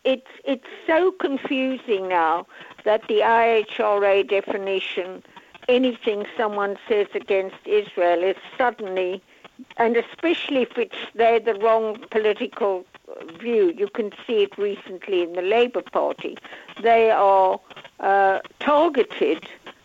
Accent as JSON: {"language": "English", "country": "South Africa", "said": "I come from South Africa, and it was the same."}